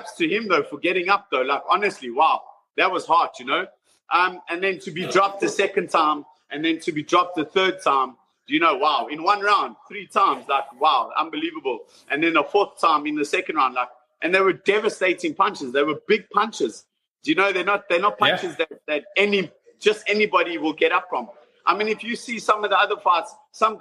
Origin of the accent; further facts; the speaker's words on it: South Africa; moved away as an adult; now in London, United Kingdom; I was raised in South Africa